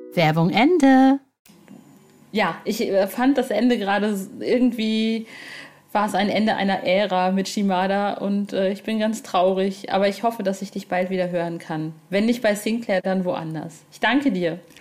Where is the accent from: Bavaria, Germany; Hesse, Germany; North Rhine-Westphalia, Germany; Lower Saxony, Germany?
North Rhine-Westphalia, Germany; ich äh, komme aus Ostwestfalen